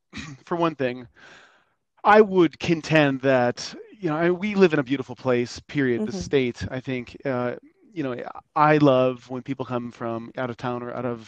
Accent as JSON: {"language": "English", "town": "Fountain Hills", "region": "Arizona", "country": "United States", "tie": "born or raised there", "also_born_or_lived": "Chicago", "said": "Fountain Hills is my hometown. Okay. I was born in Chicago, then moved here somewhat against my will as a second grader."}